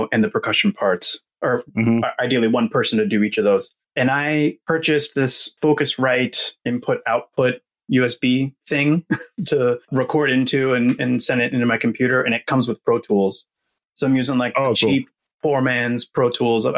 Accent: Houston, Texas, United States; also born or lived in Atlanta, Georgia; now in San Francisco, United States; I moved there when I was six. So I essentially grew up there

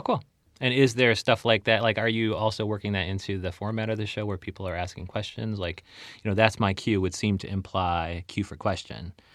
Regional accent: Chicagoland, Illinois, United States; I'm from Chicagoland

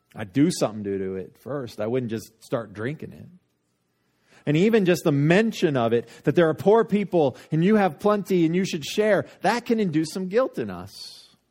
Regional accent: Littleton, United States; I got Littleton for mine

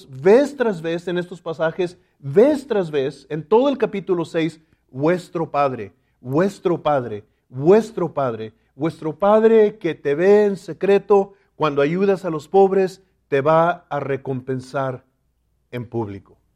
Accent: Laredo, Texas, United States; yo recuerdo cuando era niño y vivíamos en Laredo, Texas, mi padre, que era mexicano también, él siempre tenía en su corazón regresar a México.

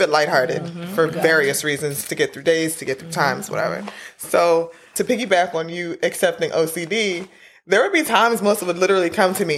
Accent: Jamaica; we're Jamaican.

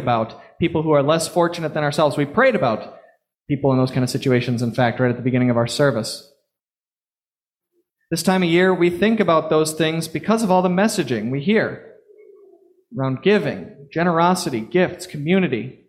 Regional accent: Florida, United States; now in Long Island, United States; growing up in Florida

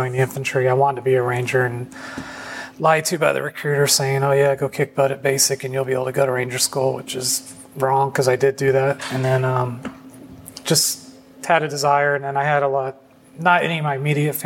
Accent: Phoenix, Arizona, United States; moved away as an adult; also born or lived in Salt Lake City, Utah; now in Savannah, United States; I was raised in Phoenix, Arizona. I moved there when I was 7. I was actually born in Salt Lake City, Utah

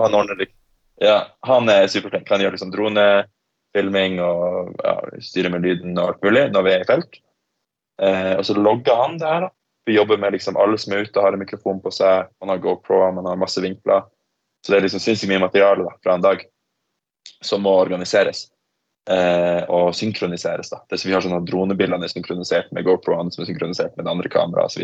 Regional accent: Tromsø, Troms, Norway; moved away as an adult; also born or lived in Australia / Oslo; jeg vokste opp i Tromsø

